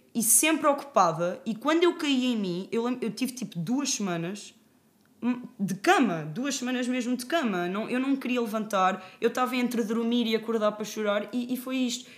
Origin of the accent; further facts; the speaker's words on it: Fátima, Centro, Portugal; até sou de Fátima, que é uma terra muito pequena e toda a gente se conhece